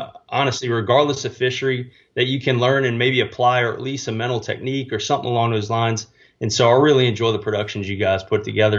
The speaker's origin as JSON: {"language": "English", "town": "New Orleans", "region": "Louisiana", "country": "United States", "tie": "born or raised there", "also_born_or_lived": "Mississippi", "moved": "as an adult", "lives_now": "San Antonio, United States", "said": "born and raised in New Orleans, Louisiana, and grew up with a trout fishing father"}